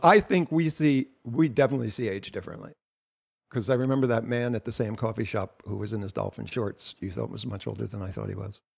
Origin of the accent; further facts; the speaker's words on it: New Jersey, United States; I'm from Jersey.